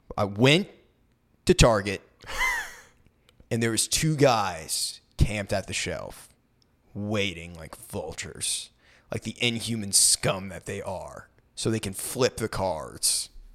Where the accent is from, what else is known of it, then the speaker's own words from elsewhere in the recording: Maine, United States; moved away as an adult; I graduated and moved away from Maine